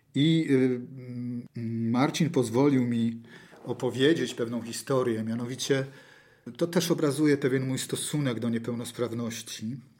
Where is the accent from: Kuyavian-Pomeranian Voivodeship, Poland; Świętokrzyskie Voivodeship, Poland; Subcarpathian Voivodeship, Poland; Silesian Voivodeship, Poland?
Kuyavian-Pomeranian Voivodeship, Poland; Toruń; urodziłem się półtora kilometra stąd. Mieszkałem półtora kilometra stąd. Do szkoły chodziłem półtora kilometra stąd do szkoły podstawowej. Moje dzieciństwo i znaczną część życia spędziłem na toruńskiej starówce